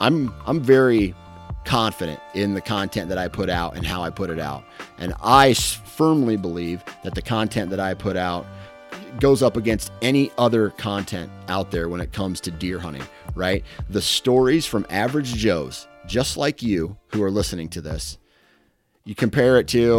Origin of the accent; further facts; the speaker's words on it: Iowa, United States; I'm from Iowa, dude.